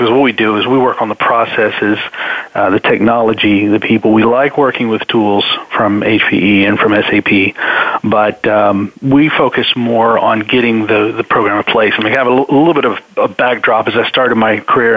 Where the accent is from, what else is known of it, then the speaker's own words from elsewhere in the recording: Atlanta, Georgia, United States; now in Nashville, United States; I'm originally from Atlanta. Right now I'm calling from Nashville, Tennessee, though